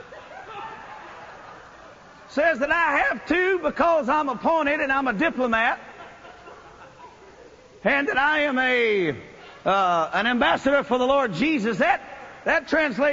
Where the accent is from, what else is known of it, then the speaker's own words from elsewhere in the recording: North Louisiana, United States; I'm a redneck from North Louisiana